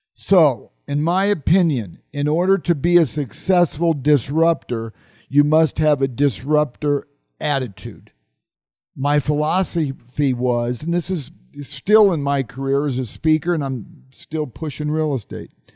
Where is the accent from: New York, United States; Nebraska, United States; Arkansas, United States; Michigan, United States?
Nebraska, United States; Omaha; my hometown of Omaha, Nebraska